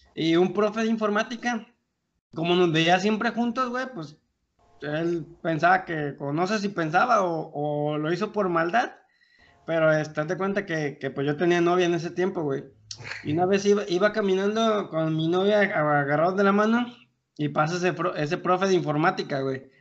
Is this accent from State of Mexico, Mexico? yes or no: no; Colima, Mexico; now in Querétaro, Mexico; de Colima y desde Querétaro